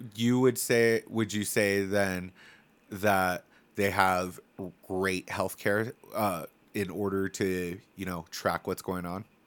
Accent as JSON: {"language": "English", "town": "Templeton", "region": "California", "country": "United States", "tie": "born or raised there", "said": "I grew up in Templeton, California. Super small town"}